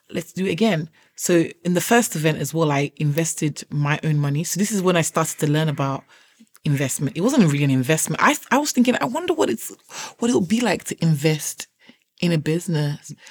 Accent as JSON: {"language": "English", "country": "Nigeria", "moved": "yes", "lives_now": "United Kingdom", "said": "I accidentally fell into braiding my sister's hair when I moved from Nigeria to the UK."}